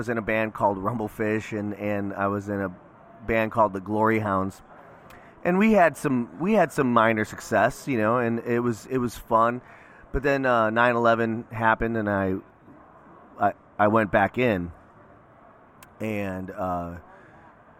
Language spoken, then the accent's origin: English; Lansing, Illinois, United States; now in Virginia, United States; I was born and raised in Illinois, a little town called Lansing, Illinois